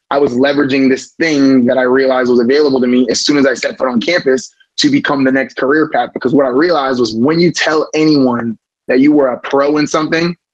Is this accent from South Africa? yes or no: no; Florida, United States; We're from Southwest Florida, so I mean, talking about 20 cousins, 10 aunts, everybody's in Florida, um, all originally from Jamaica.